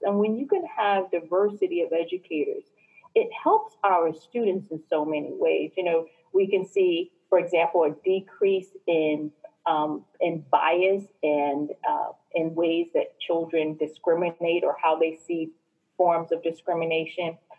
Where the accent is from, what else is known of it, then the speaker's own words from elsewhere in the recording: New Jersey, United States; I was born and raised in New Jersey